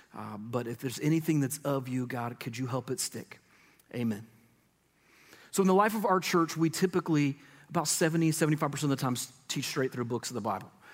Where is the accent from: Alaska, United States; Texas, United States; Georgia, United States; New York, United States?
Georgia, United States; Middle; I grew up in Middle Georgia